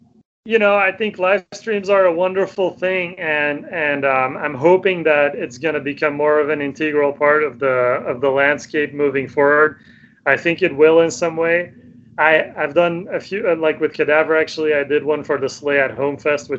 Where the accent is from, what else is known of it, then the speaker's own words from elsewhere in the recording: Sweden; English is a second language; so we're from Sweden.